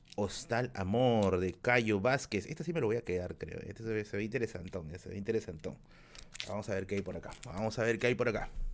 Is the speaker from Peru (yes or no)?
yes; Tacna, Peru; now in Lima, Peru; mi tierra natal, que es Tacna